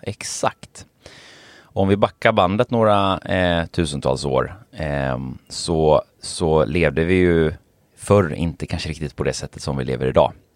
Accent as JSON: {"language": "Swedish", "town": "Gothenburg", "region": "Västra Götaland", "country": "Sweden", "said": "jag är ju från Göteborg"}